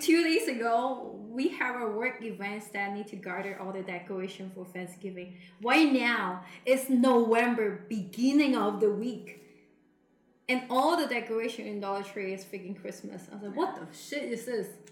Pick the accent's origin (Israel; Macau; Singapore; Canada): Macau; moved away; back then when I was in my hometown, I think in Macau